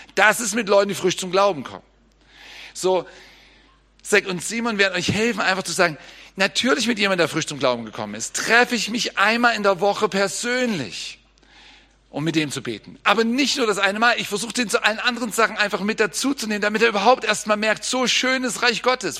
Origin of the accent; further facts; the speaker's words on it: Germany; als Deutscher